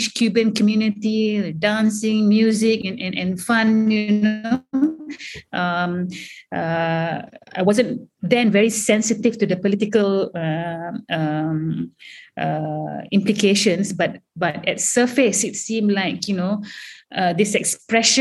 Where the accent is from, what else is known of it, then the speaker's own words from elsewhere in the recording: Malaysia; moved away as an adult; as Malaysian, coming from a totally vernacular environment